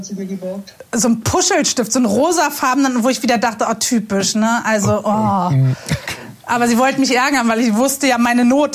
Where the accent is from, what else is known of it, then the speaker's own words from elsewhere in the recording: Berlin, Germany; Ich bin in Berlin-Moabit aufgewachsen, ziemlich unkirchlich, total fern von allem.